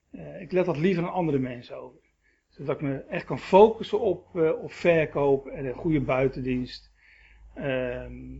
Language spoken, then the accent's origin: Dutch; Rotterdam, South Holland, Netherlands; born there; also born or lived in Schagen; nou, de achtergrond is dat eh, ik ben geboren in Rotterdam.